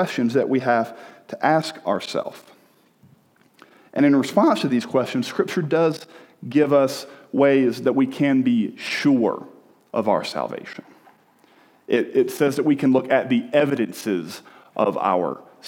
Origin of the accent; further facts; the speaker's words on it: the South, United States; moved away as an adult; also born or lived in Birmingham, Alabama; I grew up in the South